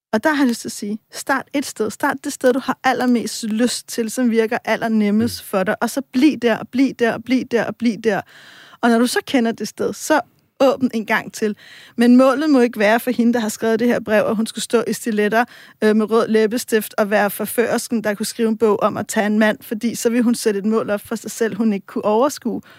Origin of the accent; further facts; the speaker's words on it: Copenhagen, Capital Region of Denmark, Denmark; Nu er jeg selv fra Vesterbro